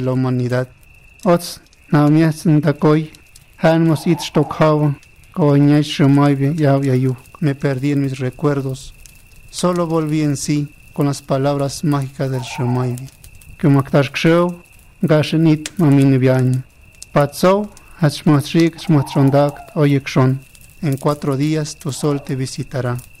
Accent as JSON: {"language": "Spanish", "town": "Mixistlán de la Reforma", "region": "Oaxaca", "country": "Mexico", "first_language": "Mixe", "second_language": "Spanish", "moved": "as an adult", "lives_now": "Mexico City, Mexico", "said": "Mi lengua materna es el mije"}